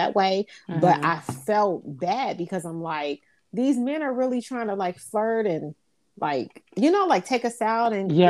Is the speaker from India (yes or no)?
no; United States; being American